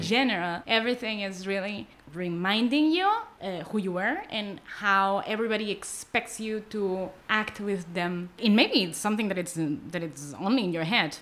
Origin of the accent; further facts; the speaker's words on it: Barcelona, Catalonia, Spain; English is a second language; moved away as an adult; now in Tel Aviv, Israel; Growing up in Barcelona